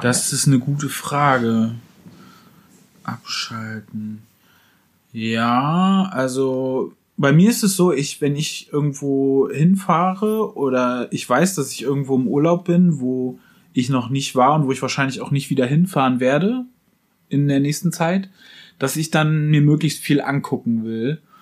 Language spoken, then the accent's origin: German; Wismar, Mecklenburg-Vorpommern, Germany; now in Berlin, Germany; bei uns in Wismar auch äh, Wismar und Umgebung